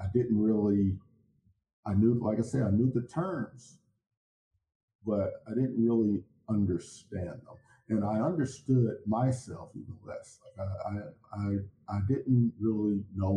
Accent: Chicago, Illinois, United States; I was born and raised in Chicago

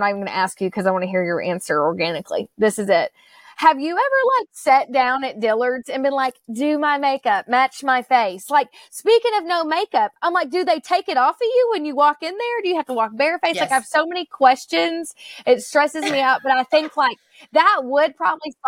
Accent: Murray, United States; growing up in Murray without a mall

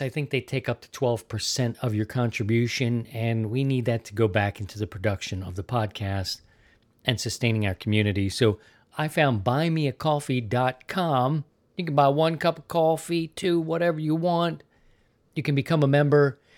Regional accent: Baltimore, Maryland, United States; also born or lived in Missouri; now in Florida, United States; I'm from Maryland, Baltimore specifically

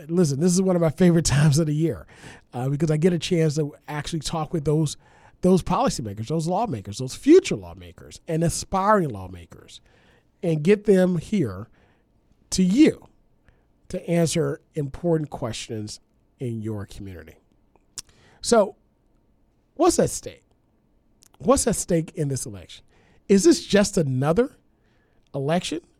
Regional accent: Louisiana, United States; born or raised there; moved away

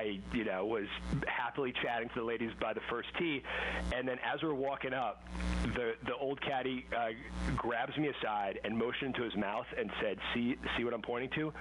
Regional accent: New York City, New York, United States; I grew up in New York City

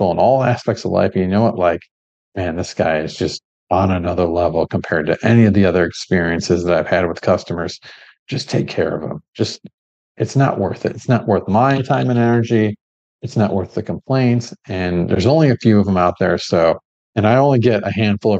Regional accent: Midwest, Michigan–Ohio border area, United States; also born or lived in Gold Coast, Australia; now in Melbourne, Australia; we grew up in a place to where, my family, we're from the Midwest, Michigan. Ohio border area

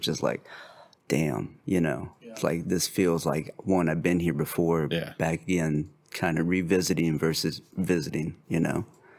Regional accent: Colombia; Like prior to Mexico, you know what I'm saying? I came from Colombia.

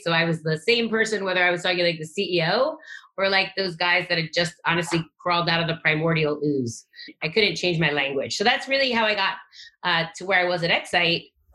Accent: Long Island, New York, United States; moved away; also born or lived in New Jersey; I grew up in Long Island, New York, until I was about twelve, and then I moved around a lot

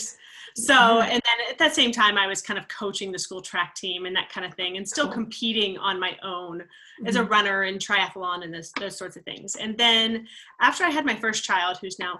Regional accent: Maryland, United States; I grew up in, it's Maryland technically, but it's right on the border of West Virginia. So very small town, coal mining based

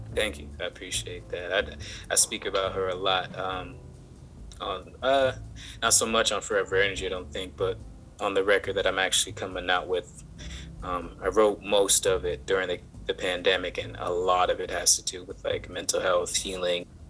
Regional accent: the South, United States; I grew up in the South

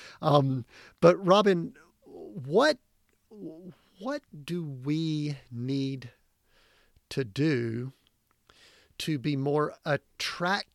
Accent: Deep South, United States; moved away; I grew up in and around the Southern Baptist Church down in the deep mm-hmm. South

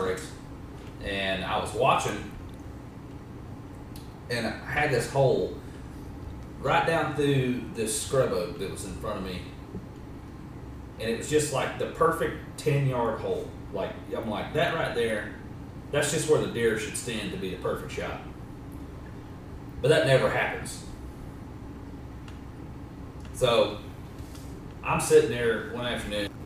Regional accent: Georgia, United States; growing up in Georgia

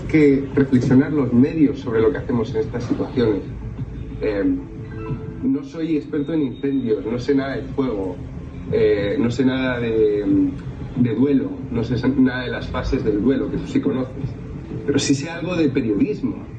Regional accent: Region of Murcia, Spain; Yo soy murciano

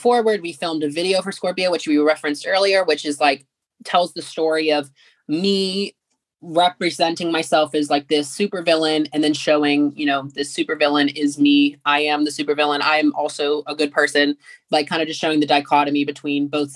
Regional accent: McKeesport, Pennsylvania, United States; my hometown of McKeesport, which is about 20 minutes from the city of Pittsburgh

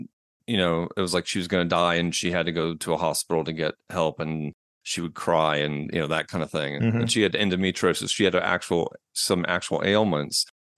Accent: Atlanta, Georgia, United States; also born or lived in New York; now in Asheville, United States; Well, originally from New York, but I spent most of my life in Atlanta from the age of seven on. I've just recently moved to Asheville, North Carolina in the mountains.

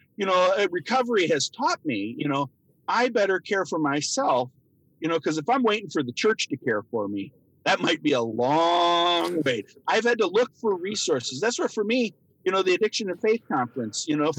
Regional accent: Minnesota, United States; growing up in Minnesota

